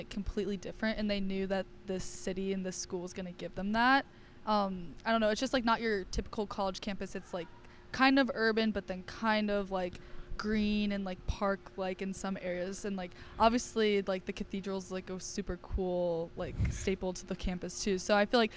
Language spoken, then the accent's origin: English; Cleveland, Ohio, United States; now in Pittsburgh, United States; I'm from Cleveland, Ohio.